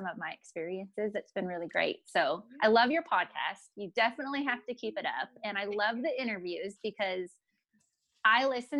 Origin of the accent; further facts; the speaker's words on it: San Diego, California, United States; now in Texas, United States; I grew up in San Diego